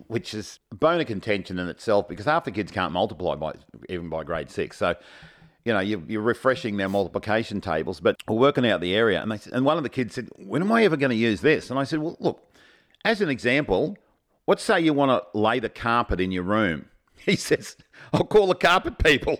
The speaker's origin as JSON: {"language": "English", "town": "Kilcoy", "region": "Queensland", "country": "Australia", "tie": "born or raised there", "said": "Carmel and I both were born, grew up and went to school in a place called Kilcoy"}